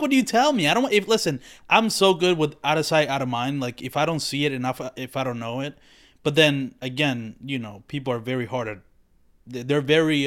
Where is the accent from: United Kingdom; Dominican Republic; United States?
Dominican Republic; moved away; growing up in the Dominican Republic like I do not even know about Puerto Rico really